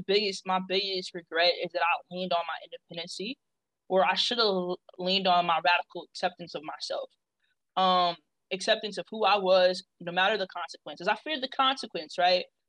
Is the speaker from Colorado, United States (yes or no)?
no; Kansas City, Missouri, United States; also born or lived in Texas; I'm from Kansas City, Missouri. So shout out to KCMO, the Midwest